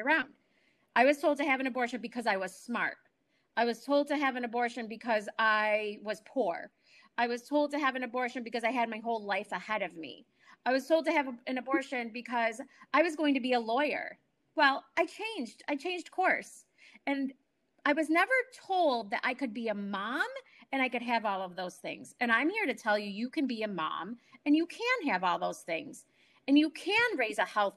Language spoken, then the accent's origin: English; New York, United States; moved away; I am from New York originally.